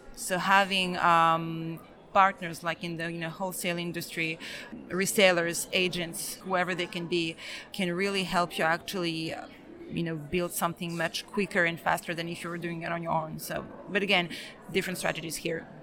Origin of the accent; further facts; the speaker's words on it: France; also born or lived in Belgrade, Serbia; I am Serbian. I was born in Belgrade, but I grew up in France